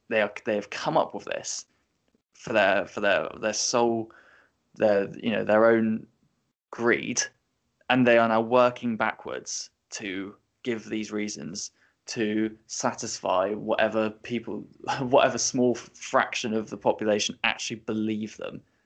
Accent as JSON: {"language": "English", "region": "England", "country": "United Kingdom", "tie": "born or raised there", "said": "as a English born uh, you know, teenager now in his twenties"}